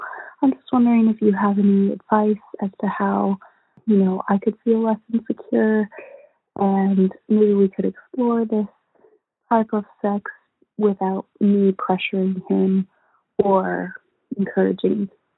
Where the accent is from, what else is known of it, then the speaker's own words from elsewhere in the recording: Midwest, United States; I'm a female from the Midwest, bisexual.